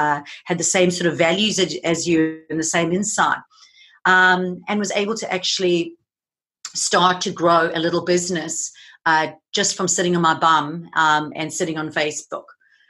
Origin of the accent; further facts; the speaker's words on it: South Africa; now in Gold Coast, Australia; I'm originally from South Africa, so you'll notice I have a little bit of a mixed accent. I now am currently living on the Gold Coast in Australia. I moved here 11 years ago